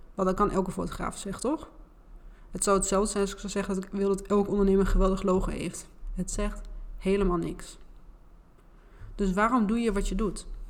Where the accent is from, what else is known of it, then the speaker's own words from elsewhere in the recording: Twente, Overijssel, Netherlands; accent: Twents; Ik kan mijn Twentse accent en R ook niet verbergen.